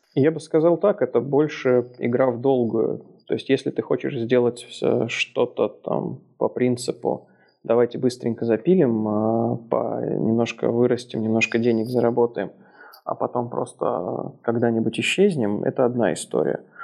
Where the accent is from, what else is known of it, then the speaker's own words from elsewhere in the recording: Moscow, Russia; moved away as an adult; now in Minsk, Belarus; я на самом деле родился в Москве, прожил там всю жизнь, и дальше, чем за 10 километров за всю жизнь ни разу не переезжал